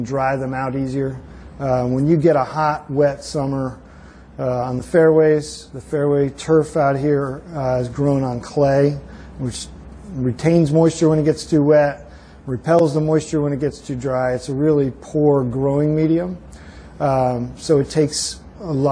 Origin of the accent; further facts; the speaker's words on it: Connecticut, United States; moved away as an adult; now in Maryland, United States; I'm actually from the Northeast. I'm from okay. Connecticut originally